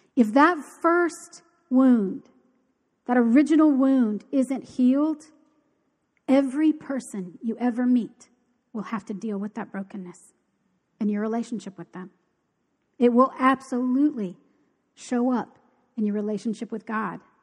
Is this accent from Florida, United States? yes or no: yes; Key Largo, Florida, United States; I grew up in Key Largo.